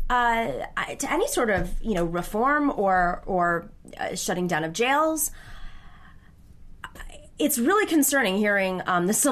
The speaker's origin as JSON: {"language": "English", "region": "New York", "country": "United States", "said": "I mean, what is as a New Yorker, I it's so it just stop and frisk under under under Mayor Bloomberg."}